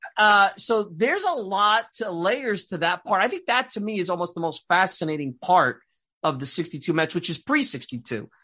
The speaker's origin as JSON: {"language": "English", "town": "New York City", "region": "New York", "country": "United States", "tie": "born or raised there", "accent": "Brooklyn and Long Island", "moved": "as an adult", "lives_now": "Long Island, United States", "said": "I grew up in Bensonhurst, Brooklyn"}